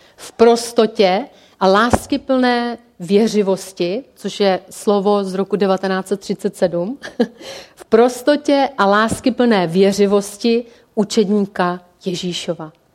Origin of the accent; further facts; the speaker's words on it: Czechia; jsme jako Češi